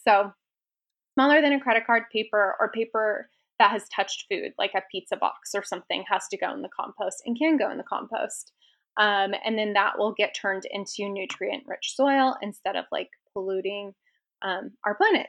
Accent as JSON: {"language": "English", "town": "Seattle", "region": "Washington", "country": "United States", "tie": "born or raised there", "moved": "yes", "lives_now": "Las Vegas, United States", "said": "I grew up in Washington"}